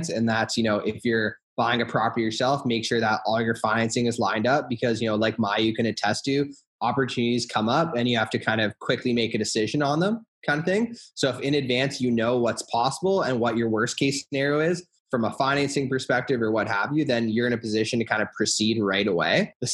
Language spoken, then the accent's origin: English; Hamilton, Ontario, Canada; For me, I started in Hamilton because I was from Hamilton, so it's just really easy from that standpoint. And I was lucky to be from a city that happened to be just a really good investment area.